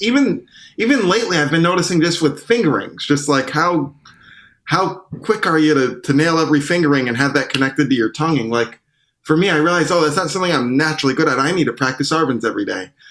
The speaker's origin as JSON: {"language": "English", "town": "Syracuse", "region": "New York", "country": "United States", "tie": "born or raised there", "moved": "yes", "lives_now": "Brooklyn, United States", "said": "I grew up in Syracuse"}